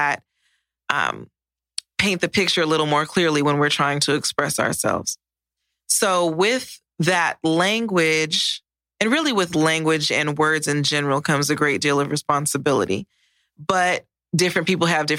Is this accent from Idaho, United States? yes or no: no; Los Angeles, California, United States; moved away as an adult; now in Texas, United States; From California, what part? And Los Angeles